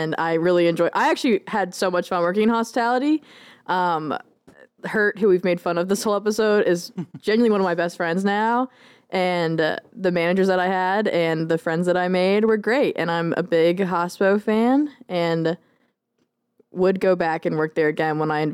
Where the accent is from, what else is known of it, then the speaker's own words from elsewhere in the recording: Virginia Beach, Virginia, United States; I'm from Virginia Beach, so it's a huge Navy town.